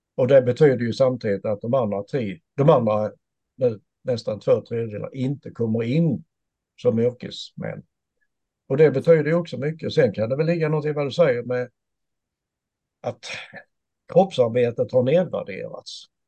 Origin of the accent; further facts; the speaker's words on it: Sweden; jag som svensk enkel medborgare